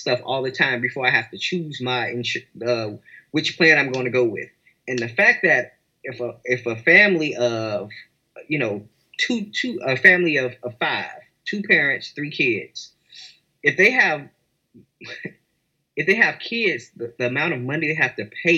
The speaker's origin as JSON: {"language": "English", "country": "United States", "said": "I'm an American"}